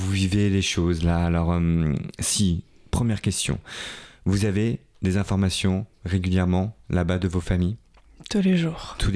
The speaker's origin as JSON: {"language": "French", "region": "Kyiv", "country": "Ukraine", "second_language": "French", "moved": "yes", "lives_now": "France", "said": "Directement de Kiev."}